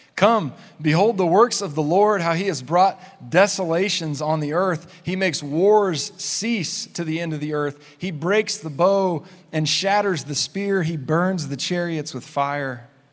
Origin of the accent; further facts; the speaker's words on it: Clovis, New Mexico, United States; I grew up in Clovis, New Mexico